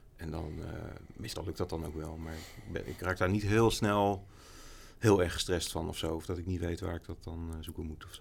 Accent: Amersfoort, Utrecht, Netherlands; ik ben wel in Amersfoort opgegroeid. Ik ben niet geboren, maar vanaf mijn zesde ongeveer gewoond.

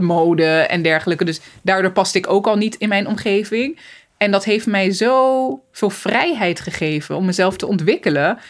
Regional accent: Zoetermeer, South Holland, Netherlands; moved away as an adult; also born or lived in Rotterdam; Ik ben opgegroeid in Soetermeer, in een hele witte wijk

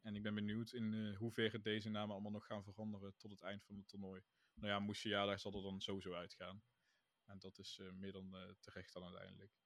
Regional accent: Netherlands; wij uit Nederland komen. Dus misschien is dat ook een beetje het ding. We zijn Nederlanders

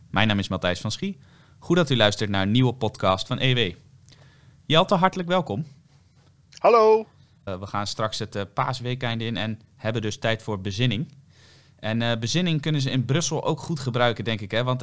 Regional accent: Netherlands; wij zijn toch Nederlanders

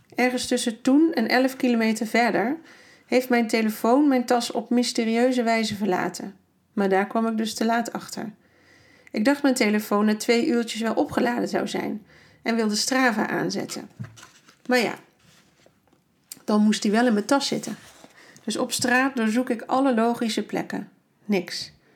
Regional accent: Netherlands; Ik ben echt blij dat ik uit Nederland kom

